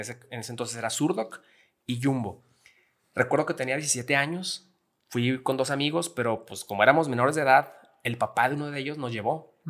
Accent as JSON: {"language": "Spanish", "town": "Gómez Palacio", "region": "Durango", "country": "Mexico", "said": "soy de Gómez Palacio Durango, lagunero 100%"}